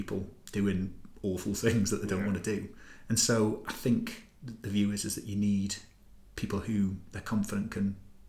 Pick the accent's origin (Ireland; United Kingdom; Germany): United Kingdom; Gateshead, North East England; moved away as an adult; also born or lived in Northumberland / Newcastle; I come from Newcastle, basically. I was born in Northumberland, but grew up mainly in sort of Gateshead.